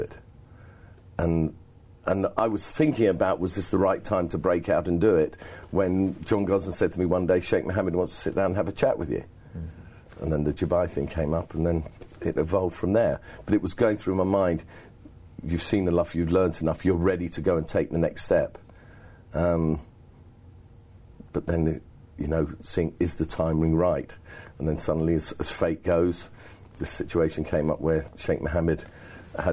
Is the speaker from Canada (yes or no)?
no; England, United Kingdom; I'm an Englishman